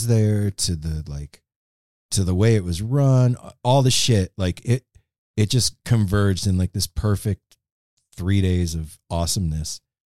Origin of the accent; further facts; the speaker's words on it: West Coast, United States; we're from the West Coast